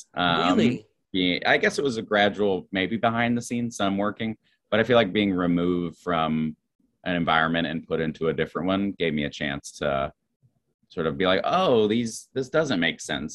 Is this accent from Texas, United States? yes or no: no; Roanoke, Virginia, United States; moved away as an adult; also born or lived in New Jersey / Chicago; now in New York, United States; I grew up in Roanoke, Virginia.